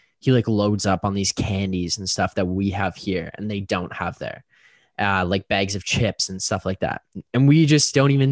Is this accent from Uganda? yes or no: no; Canada; we're Canadian